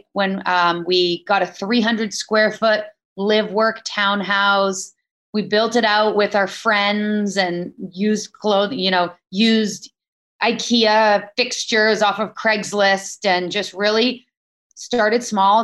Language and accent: English; Maple Ridge, British Columbia, Canada; now in Vancouver, Canada; Yeah, I grew up in Maple Ridge, which is about an hour outside of Vancouver.